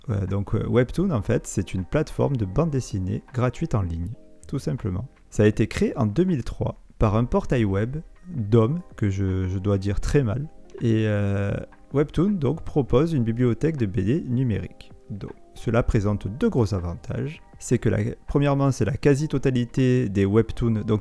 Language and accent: French; United States; first language English; French is a second language; Oui, non, moi, LV1, non, ma langue natale, c'est l'américain.